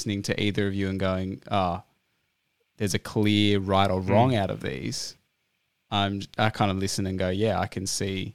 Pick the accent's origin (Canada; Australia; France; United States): Australia; first language English; English is my first language and I was born in Australia.